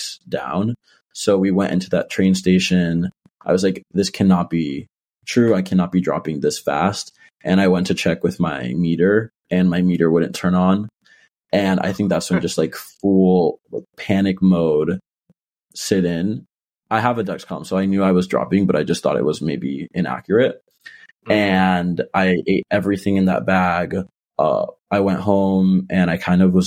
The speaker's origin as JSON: {"language": "English", "town": "Miami", "region": "Florida", "country": "United States", "moved": "as an adult", "lives_now": "Philadelphia, United States", "said": "I'm originally from Miami, Florida, but now I go to school in Philadelphia"}